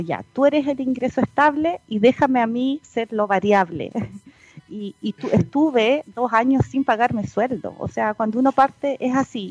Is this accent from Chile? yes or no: yes; Punta Arenas, Magallanes and Chilean Antarctica, Chile; moved away as an adult; also born or lived in Concepción; es magallánica, de tomo y lomo, nacida y criada, como se dice, por allá en la, población 18 de septiembre de Punta Arenas. Eh, hasta los 18 años